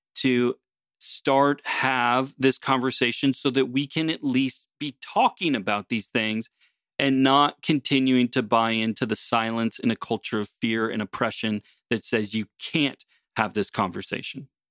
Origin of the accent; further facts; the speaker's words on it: United States; now in Canada; originally as an American, having come to Canada